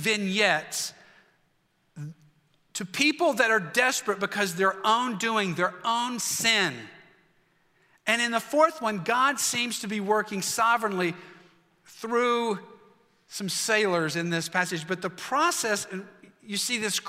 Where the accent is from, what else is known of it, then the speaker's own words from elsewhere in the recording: West Virginia, United States; I'm from West Virginia.